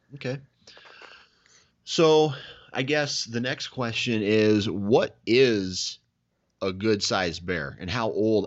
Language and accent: English; Iowa, United States; I'm from Iowa